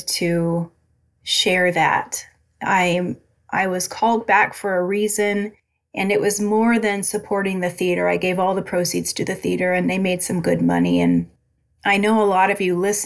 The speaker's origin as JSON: {"language": "English", "town": "Albia", "region": "Iowa", "country": "United States", "tie": "born or raised there", "moved": "yes", "said": "I went back to my hometown of Albia, Iowa"}